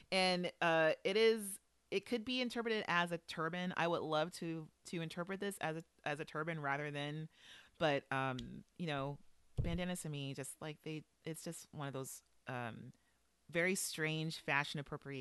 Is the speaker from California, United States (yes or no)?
yes; Los Angeles, California, United States; I'm from Los Angeles, of course. And so I have a very specific association with bandanas that will be with me until the day I die. And it is specifically gang related. So I grew up in a neighborhood that was affiliated with a gang